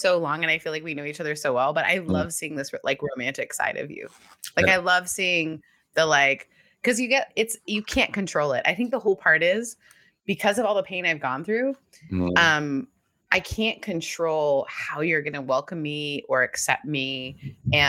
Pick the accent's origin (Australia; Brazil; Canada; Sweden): Canada; also born or lived in the South (US); now in United States; I grew up in Canada and then moved to the South